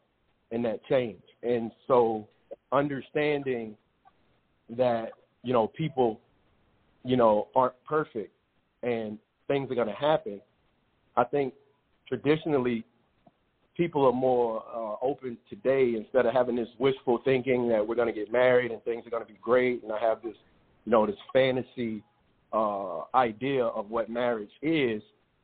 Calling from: Dallas, Texas, United States; I'm calling from Dallas.

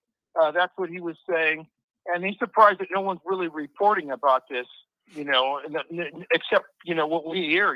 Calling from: Nevada, United States; I'm from Nevada.

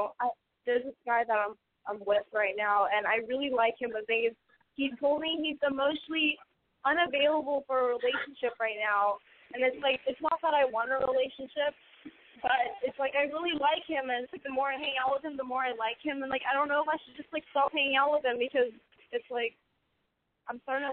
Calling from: San Francisco, California, United States; I am in San Francisco right now.

